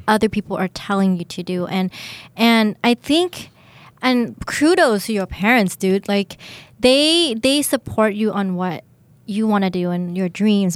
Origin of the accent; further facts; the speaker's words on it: United States; moved away; also born or lived in Thailand; I grew up in the States. Um, I, I, I lived there for 10 years.